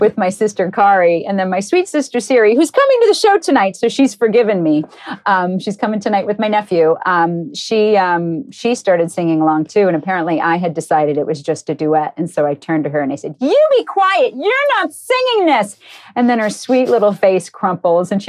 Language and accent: English; Cambridge, Massachusetts, United States; I grew up in Cambridge, Massachusetts.